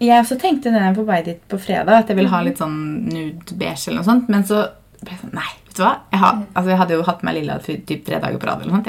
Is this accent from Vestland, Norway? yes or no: no; Fredrikstad, Østfold, Norway; moved away; jeg er jo fra Fredrikstad